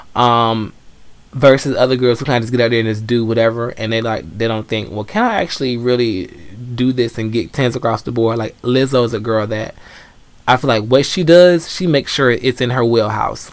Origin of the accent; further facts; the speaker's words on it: Atlanta, Georgia, United States; I grew up in Atlanta